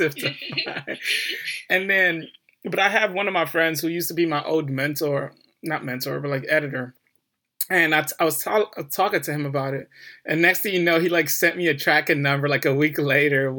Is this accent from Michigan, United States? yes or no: yes; Detroit, Michigan, United States; I grew up in Detroit, inner city Detroit